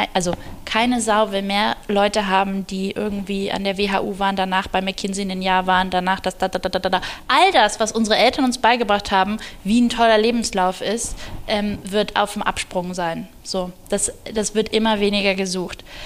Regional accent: Germany; wir als Deutsche

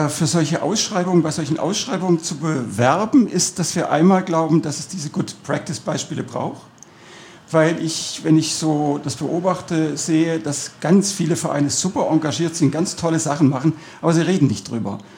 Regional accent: Cologne, North Rhine-Westphalia, Germany; born there; also born or lived in Southern Germany; now in Detting, Germany; Ich bin zwar in Köln geboren, und bin dann quer durch Süddeutschland eigentlich umgezogen immer wieder und bin dann in Detting hängen geblieben

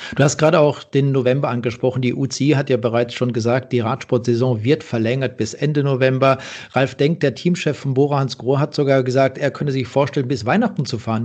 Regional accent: the region around Freiburg, Emmendingen, Reute, Baden-Württemberg, Germany; dort, wo ich groß geworden bin, äh, in der Region um Freiburg, Emmendingen, Reute

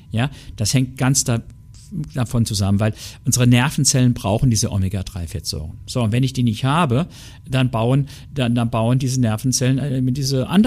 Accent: Saarland, Germany; Also ich sage Ihnen ganz ehrlich, ich bin ein echter Saarländer und ein Saarländer isst ab und zu ein Stück Diona.

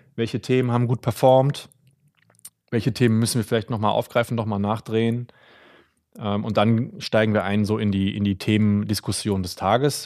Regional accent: near Euskirchen, North Rhine-Westphalia, Germany; moved away as an adult; also born or lived in Berlin; ich komme ja aus der Nähe von Euskirchen, bin in Bad Münstereifel zur Schule gegangen

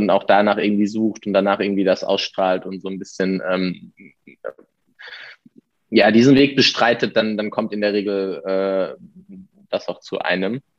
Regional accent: Heidelberg, Baden-Württemberg, Germany; jetzt kommen wir beide aus Heidelberg

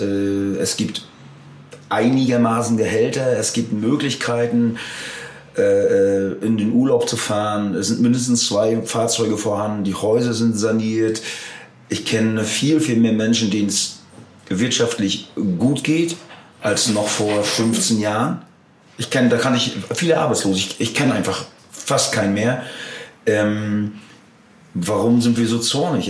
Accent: Germany; als Deutsche

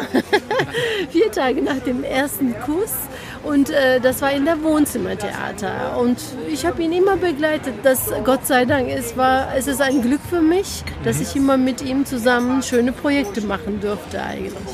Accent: Cologne, North Rhine-Westphalia, Germany; also born or lived in Turkey; ich bin ein kölsch-türkisches Mädchen.

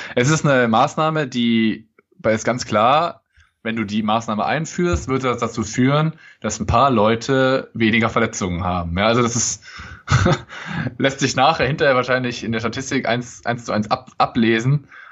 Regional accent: Cologne, North Rhine-Westphalia, Germany; als Kölner

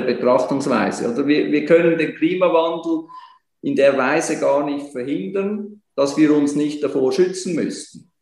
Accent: Switzerland; bei uns in der Schweiz

